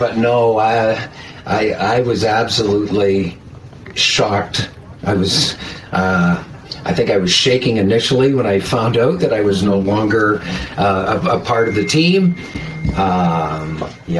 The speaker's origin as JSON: {"language": "English", "town": "Kincardine", "region": "Ontario", "country": "Canada", "tie": "born or raised there", "said": "I grew up in Kincardine"}